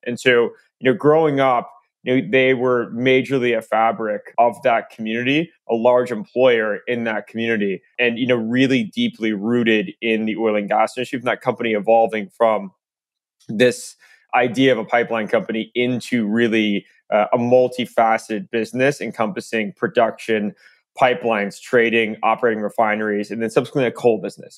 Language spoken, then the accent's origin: English; Tulsa, Oklahoma, United States; moved away; I grew up in Tulsa